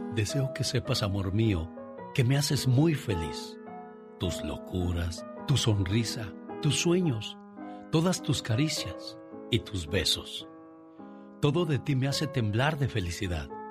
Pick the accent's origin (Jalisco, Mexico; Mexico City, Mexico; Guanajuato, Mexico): Mexico City, Mexico; accent: chilango; yo no soy chilango, soy capitalino